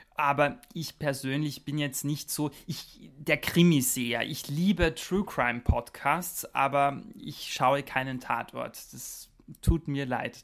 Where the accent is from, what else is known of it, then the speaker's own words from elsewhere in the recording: Austria; moved away as an adult; also born or lived in Germany; now in Strasbourg, France; da ich mhm. am Land aufgewachsen bin, mitten in den Bergen in Österreich